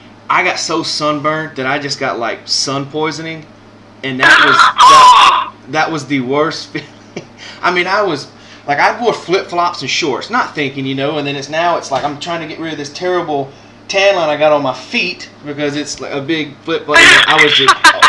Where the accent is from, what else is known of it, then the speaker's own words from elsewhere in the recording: Mississippi, United States; I'm from Mississippi